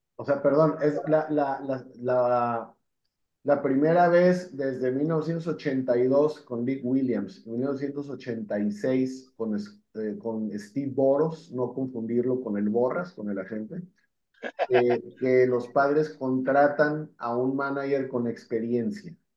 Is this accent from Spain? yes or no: no; Mexico; como mexicanos